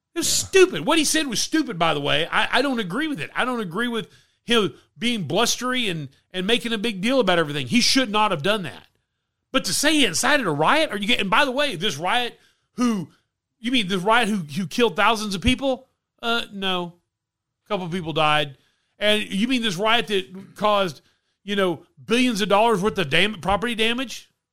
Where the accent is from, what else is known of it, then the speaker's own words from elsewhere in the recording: Texas, United States; growing up in Texas, been a lot of people wearing cowboy boots